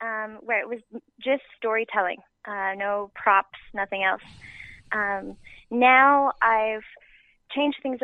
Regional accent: Timmins, Ontario, Canada; also born or lived in Porcupine, Ontario; I moved from Timmins, Ontario to Porcupine, Ontario

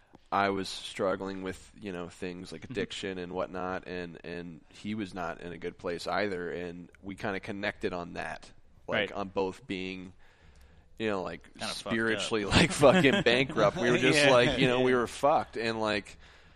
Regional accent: Oklahoma, United States; I'm from Oklahoma

